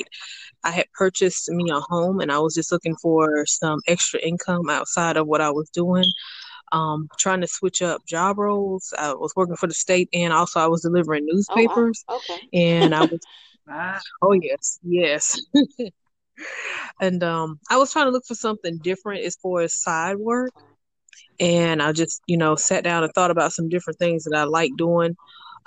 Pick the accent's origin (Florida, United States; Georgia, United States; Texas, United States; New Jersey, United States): Georgia, United States; Augusta; I am from Augusta, Georgia. I am 37 years old.